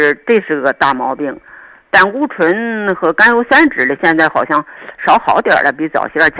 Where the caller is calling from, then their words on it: Shijiazhuang, Hebei, China; 呃，我是石家庄的。